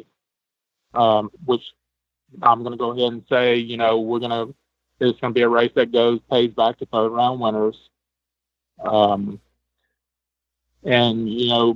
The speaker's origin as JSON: {"language": "English", "region": "Louisiana", "country": "United States", "said": "I'm from Louisiana."}